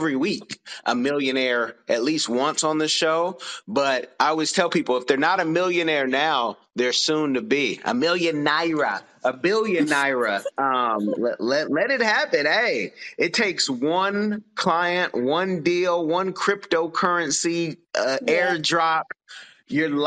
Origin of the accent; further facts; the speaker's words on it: United States; as an American